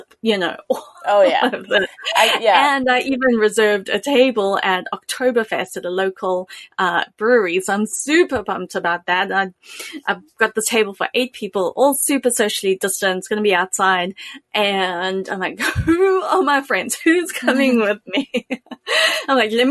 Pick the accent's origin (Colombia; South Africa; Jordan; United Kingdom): South Africa; also born or lived in the US South; now in United States; growing up in South Africa